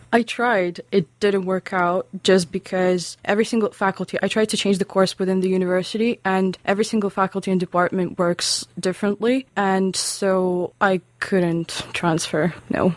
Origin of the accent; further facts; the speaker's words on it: Lithuania; English is a second language; moved away as an adult; also born or lived in Russia; now in Aberdeen, United Kingdom; I'm from Lithuania.